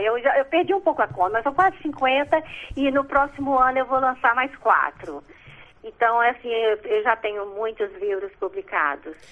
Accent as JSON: {"language": "Portuguese", "town": "Belo Horizonte", "region": "Minas Gerais", "country": "Brazil", "tie": "born or raised there", "also_born_or_lived": "Dores do Indaiá", "said": "nasci em Dores, Indaiá e novinha. Minha família já se mudou para Belo Horizonte, então no bairro é, Salgado Filho, lá em Belo Horizonte"}